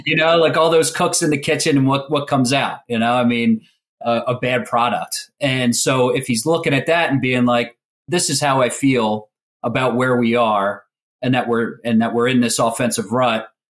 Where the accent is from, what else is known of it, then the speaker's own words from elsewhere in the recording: Philadelphia, Pennsylvania, United States; growing up in Philly